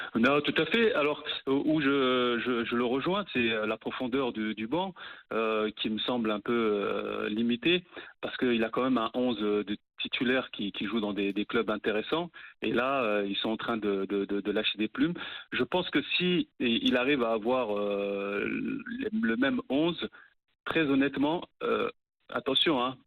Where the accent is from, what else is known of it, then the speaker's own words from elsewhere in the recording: Morocco; En tant que Marocain